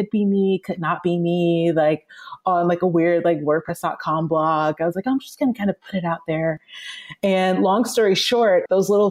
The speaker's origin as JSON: {"language": "English", "town": "Atlanta", "region": "Georgia", "country": "United States", "moved": "yes", "lives_now": "Los Angeles, United States"}